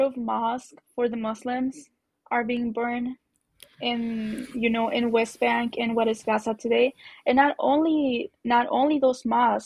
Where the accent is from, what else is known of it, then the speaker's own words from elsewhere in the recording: Zacatecas, Mexico; moved away; I grew up in Zacatecas